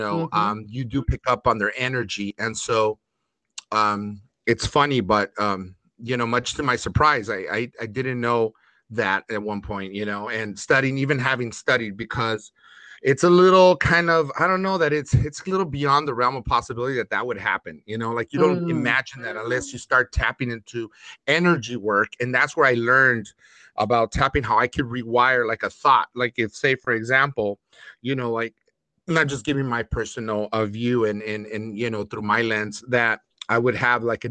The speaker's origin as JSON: {"language": "English", "town": "Los Angeles", "region": "California", "country": "United States", "tie": "born or raised there", "said": "I also grew up in like project-like government subsidized apartments mm-hmm. in L.A."}